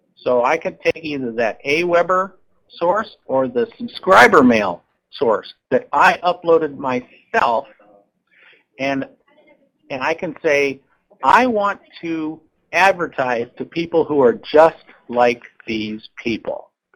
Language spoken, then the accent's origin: English; Seattle, Washington, United States; I'm from Seattle, Washington